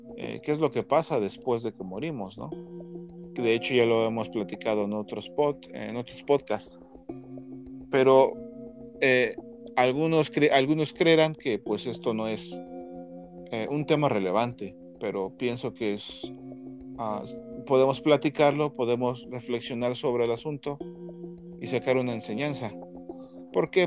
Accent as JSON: {"language": "Spanish", "country": "Mexico", "said": "aquí en Latinoamérica y aquí como mexicanos"}